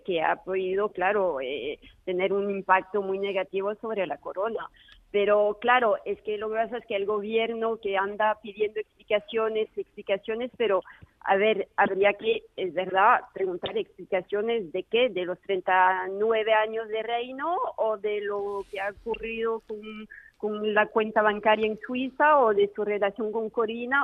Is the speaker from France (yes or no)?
yes; France; hablo como francesa